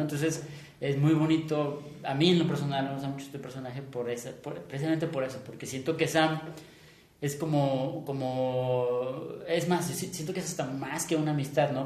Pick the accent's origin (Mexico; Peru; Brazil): Mexico; nuestra propia identidad como mexicano